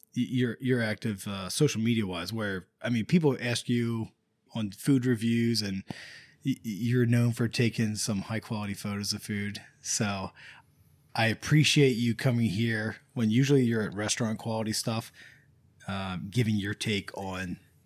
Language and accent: English; Northern United States, United States; I was tempted to say Appalachia or Appalachian because I'm a Northerner Yankee.